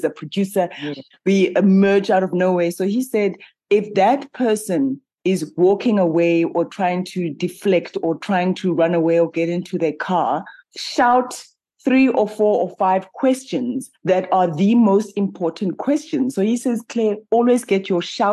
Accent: South Africa; I'm a South African

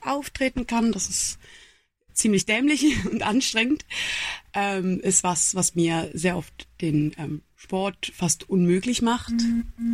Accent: Switzerland; ich bin eine Schweizerin, ich bin 28 Jahre alt

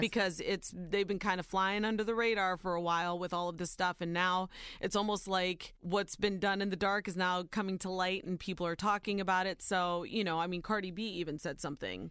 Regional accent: Ohio, United States; born or raised there

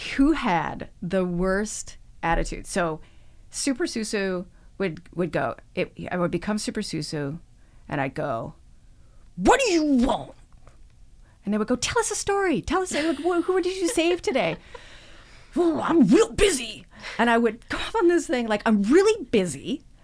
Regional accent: Edmonton, Alberta, Canada; also born or lived in Toronto area; I was born outside of Toronto, but I grew up in Edmonton

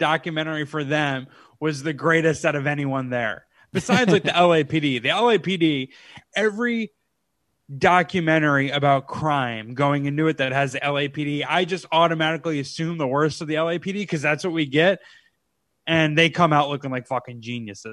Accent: United States; now in Los Angeles, United States; I'm American

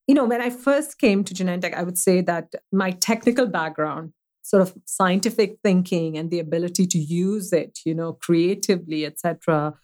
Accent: Mumbai, Maharashtra, India; now in United States; I grew up in a city that's actually very, very well known. It's uh, the city of Mumbai.

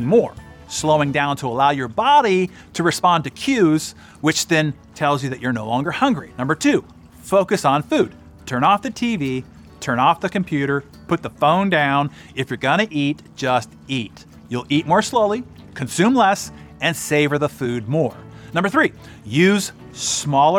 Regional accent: Bay Area of San Francisco, California, United States; I grew up in the Bay Area of San Francisco

